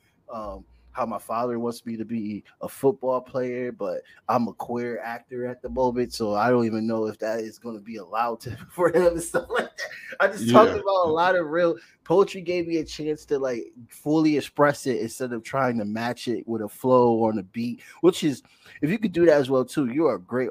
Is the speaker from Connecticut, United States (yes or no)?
yes; Bridgeport, Connecticut, United States; I grew up in Bridgeport, Connecticut on the east side